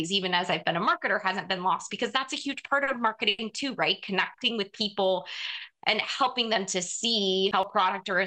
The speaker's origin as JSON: {"language": "English", "region": "Wyoming", "country": "United States", "moved": "yes", "said": "Senator Mike Enzi of Wyoming, so my home state senator"}